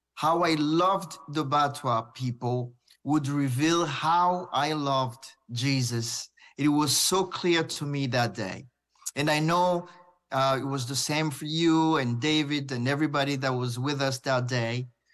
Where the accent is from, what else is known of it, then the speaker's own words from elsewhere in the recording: Burundi; I was, uh, born and raised in Burundi